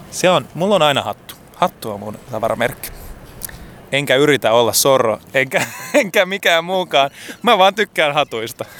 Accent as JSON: {"language": "Finnish", "town": "Helsinki", "region": "Uusimaa", "country": "Finland", "tie": "born or raised there", "said": "mä oon Helsingistä, mä oon tota Itä-Helsingin kasvatti"}